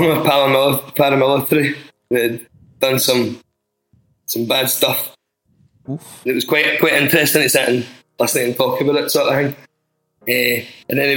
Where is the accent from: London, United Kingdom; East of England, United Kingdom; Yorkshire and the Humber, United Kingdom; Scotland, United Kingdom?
Scotland, United Kingdom; near Glasgow; I'm from near Glasgow.